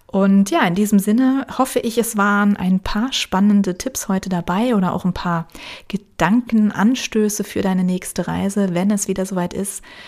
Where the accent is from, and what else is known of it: Rhineland-Palatinate, Germany; born or raised there; moved away